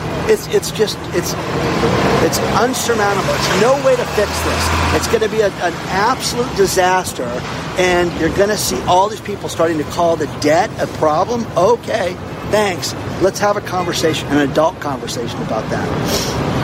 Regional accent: California, United States; moved away; I'm from California

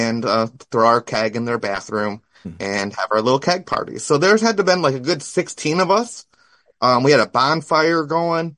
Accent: Ottawa County, Michigan, United States; also born or lived in Newaygo County, Michigan; I grew up in Ottawa County, Michigan

